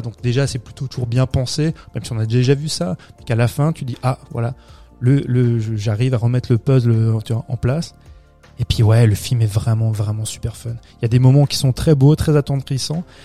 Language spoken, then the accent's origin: French; France; chez nous en France